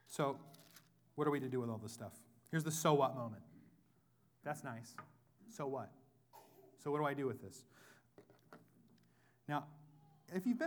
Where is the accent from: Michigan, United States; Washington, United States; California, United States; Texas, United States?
Washington, United States; Whatcom County; I'm from Whatcom County. We're one part hippie, one part hick